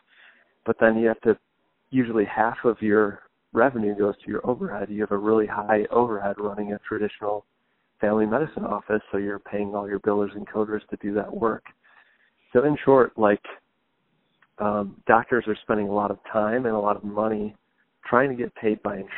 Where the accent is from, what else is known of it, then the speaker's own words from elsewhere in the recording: Grosse Pointe, Michigan, United States; also born or lived in Detroit; I was born here, and I grew up in Grosse Pointe, so I've always been in and around the city